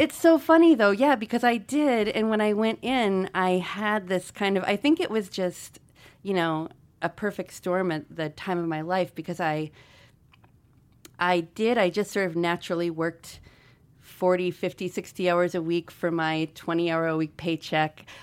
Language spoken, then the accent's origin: English; Missoula, Montana, United States; also born or lived in Albuquerque, New Mexico / Troy, Montana; I'm from Missoula. I wasn't born here.